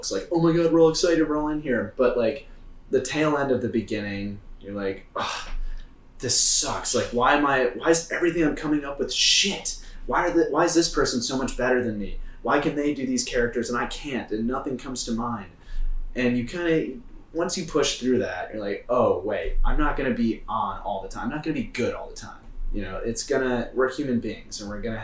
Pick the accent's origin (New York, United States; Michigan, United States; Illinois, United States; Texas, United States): Michigan, United States; now in Chicago, United States; I grew up in Michigan